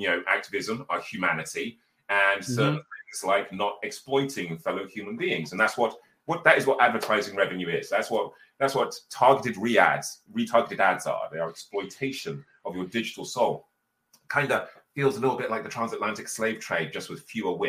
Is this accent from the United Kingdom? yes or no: yes; Birmingham, West Midlands, United Kingdom; So I'm actually from a council estate in Birmingham